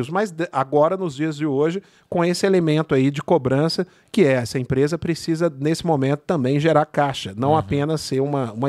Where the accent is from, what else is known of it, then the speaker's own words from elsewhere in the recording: São Bernardo do Campo, São Paulo, Brazil; o Jailton é meu vizinho, nós somos de São {S0} Bernardo.